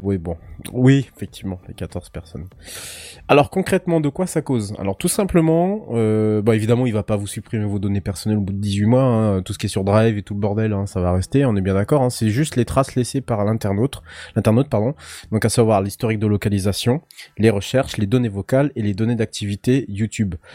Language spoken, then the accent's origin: French; Brittany, France; en tant que Breton